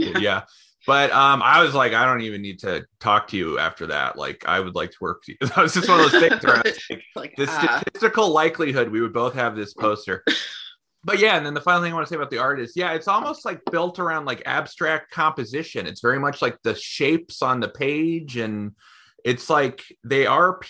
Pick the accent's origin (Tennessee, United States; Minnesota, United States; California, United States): California, United States; Bay Area; moved away as an adult; also born or lived in Portland; I grew up in, you know, like the Bay Area in the 90s